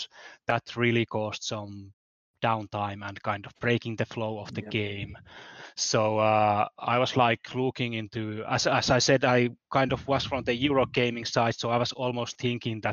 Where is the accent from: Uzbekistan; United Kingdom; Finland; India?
Finland; I'm from Finland